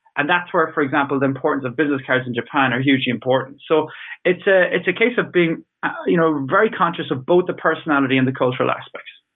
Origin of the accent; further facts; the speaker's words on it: Ireland; I'm Irish